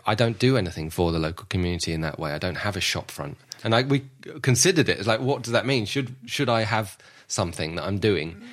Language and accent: English; London, United Kingdom; I was born and raised in Southwest London